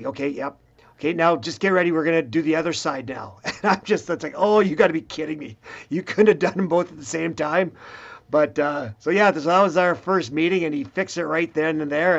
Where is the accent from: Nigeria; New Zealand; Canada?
Canada; Swift Current, Saskatchewan; I'm from Swift Current